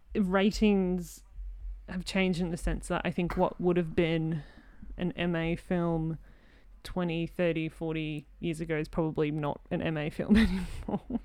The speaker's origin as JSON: {"language": "English", "country": "Australia", "said": "I'm an Aussie in film"}